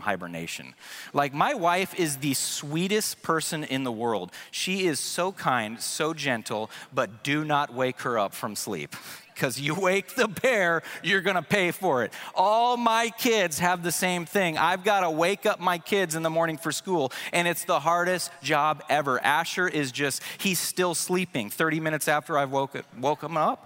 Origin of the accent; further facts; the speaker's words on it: West Coast, United States; also born or lived in Prescott, Arizona; I grew up in the West Coast